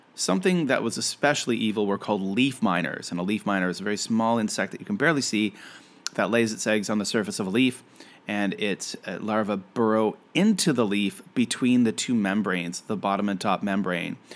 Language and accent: English; Canada; I am a Canadian